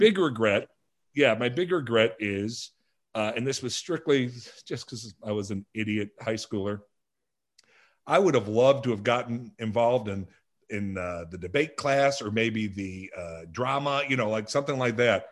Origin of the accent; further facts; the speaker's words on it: Lansing, Illinois, United States; also born or lived in Blue Island, Illinois; I was raised in a little town called Lansing, Illinois